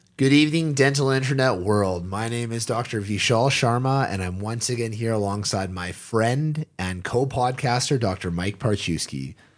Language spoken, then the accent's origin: English; Canada; being a Canadian